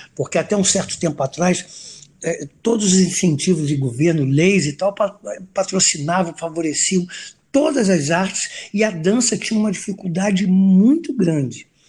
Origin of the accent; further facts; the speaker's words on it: Brazil; eu sou brasileiro